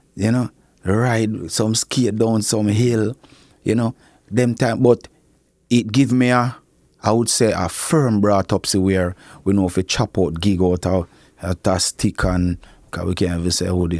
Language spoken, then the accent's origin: English; Clarendon, Jamaica; also born or lived in Kingston, Jamaica; my father end up bring me, go to Clarendon, go stay with my grandmother